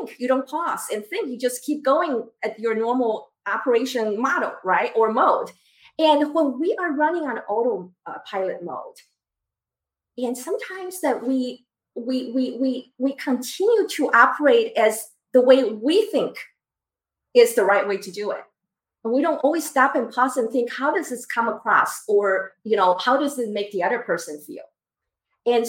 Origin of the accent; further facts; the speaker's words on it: Taiwan; moved away; I grew up in Taiwan.